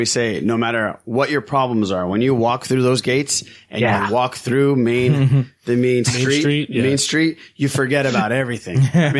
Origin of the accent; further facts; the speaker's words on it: Orange County, California, United States; I grew up, born and raised in Orange County.